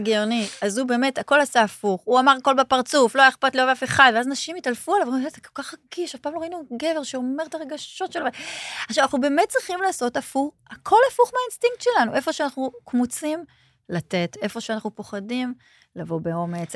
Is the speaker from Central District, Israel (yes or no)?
no; Holon, Tel Aviv District, Israel; also born or lived in Ramat HaSharon; נולדתי בחולון